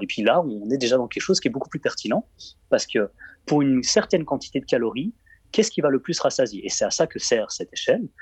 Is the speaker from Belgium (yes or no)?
yes; Belgium; je suis belge